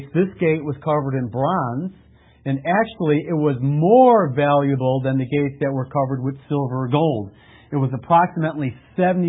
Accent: Lake in the Hills, Illinois, United States; also born or lived in Chicago; I grew up in Lake in the Hills

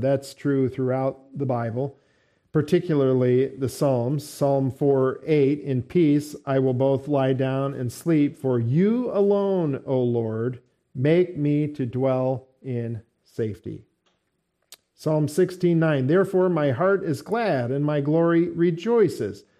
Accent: United States; We're Americans here

